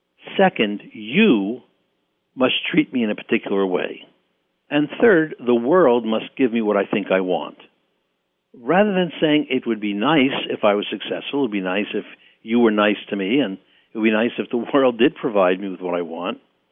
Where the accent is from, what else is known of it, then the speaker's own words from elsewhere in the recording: Bronx, New York, United States; I know I grew up in the Bronx, and it took me a long time to get rid of the accent I had.